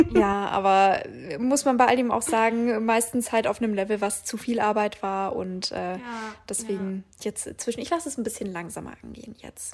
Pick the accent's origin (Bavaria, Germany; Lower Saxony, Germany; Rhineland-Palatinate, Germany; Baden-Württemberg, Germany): Bavaria, Germany; Augsburg; moved away; wie ich damals in meiner Heimat in Augsburg bin ich damit so, so Stadtsparkasse Sparkasse Augsburg gegangen